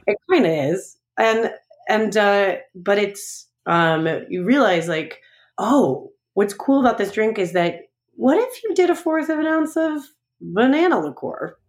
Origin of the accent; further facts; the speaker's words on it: Long Island, New York, United States; also born or lived in Chicago; now in St. Louis, United States; I'm originally from Long Island. I'm originally from New York.